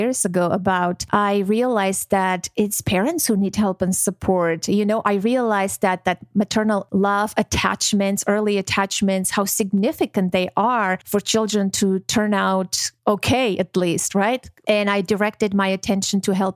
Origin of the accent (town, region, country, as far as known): Armenia; born or raised there; moved away; also born or lived in Georgia / Moscow, Russia